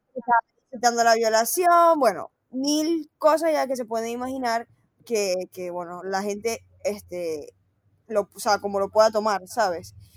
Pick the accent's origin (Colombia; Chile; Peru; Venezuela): Venezuela; Maracaibo, Zulia; moved away; Nosotros somos maracucha